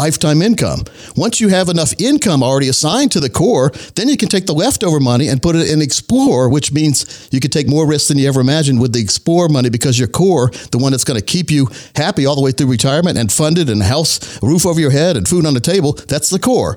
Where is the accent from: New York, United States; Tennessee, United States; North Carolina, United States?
North Carolina, United States; Laurinburg; born or raised there